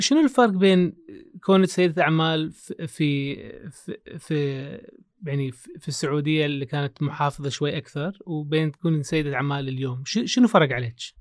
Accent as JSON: {"language": "Arabic", "country": "Kuwait", "said": "انا اعرف من الكويت"}